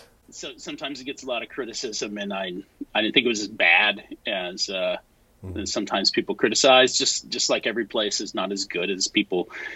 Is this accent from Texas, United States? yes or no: yes; Salado, Texas, United States; moved away as an adult; now in Dallas, United States; I'm from a really small town in central Texas, Salado, Texas